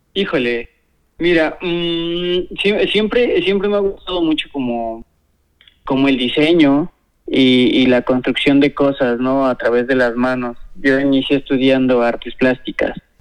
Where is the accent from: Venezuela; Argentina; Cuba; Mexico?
Mexico; Puebla; also born or lived in Guadalajara; soy originario de aquí de Puebla. Eh, nací aquí en Puebla